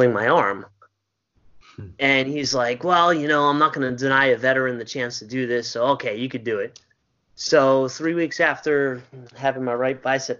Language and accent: English; Suffolk County, Long Island, New York, United States; I'm from Suffolk County on Long Island.